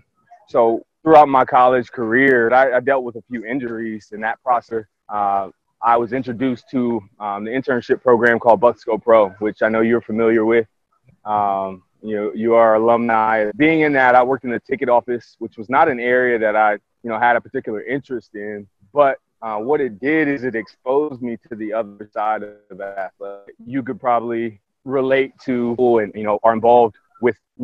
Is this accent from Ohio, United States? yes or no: yes; Columbus, Ohio, United States; I'm from born and raised in Columbus, Pickerington Central High School